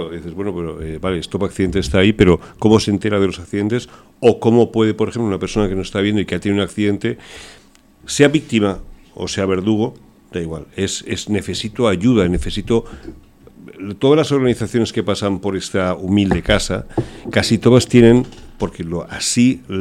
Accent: Germany; born there; Lo digo porque yo nací

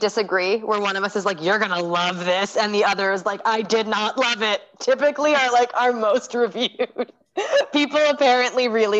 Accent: New Jersey, United States; I'm from the Northeast, so I grew up in Jersey

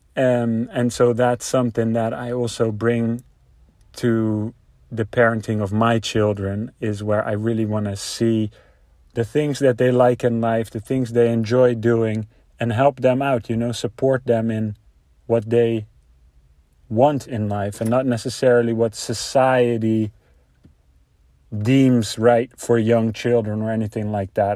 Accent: Netherlands; moved away as an adult; now in United States; I am a Dutch native, so that means I'm from Europe. I uh, live mainly in America

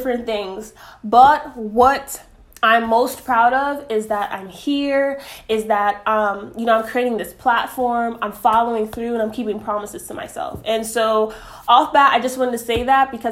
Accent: New York City, New York, United States; moved away; also born or lived in South Florida; I am originally from Bronx, New York. born and raised, but I say that I really got my footing and really was, you know, grew a lot in Florida, especially South Florida

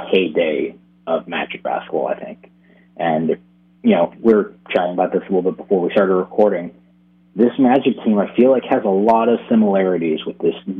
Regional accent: Florida, United States; also born or lived in California; Yeah, I was actually born out on the West Coast. I was born in California, but I grew up in Florida

